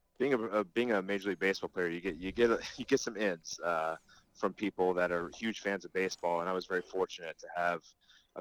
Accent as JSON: {"language": "English", "town": "Cincinnati", "region": "Ohio", "country": "United States", "tie": "born or raised there", "said": "I grew up in Cincinnati. I was born and raised, went to the University of Cincinnati"}